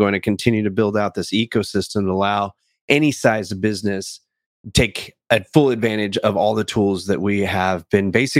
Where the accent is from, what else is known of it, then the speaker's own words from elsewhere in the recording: California, United States; also born or lived in England; I was born in England to a pair of Air Force parents. I grew up in California